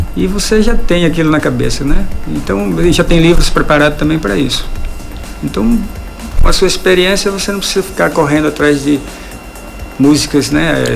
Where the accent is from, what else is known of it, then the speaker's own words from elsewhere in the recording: Bom Jesus da Lapa, Bahia, Brazil; also born or lived in Remanso, Bahia; sou lapense, né? Quer dizer, uhum. nasci em e vim criança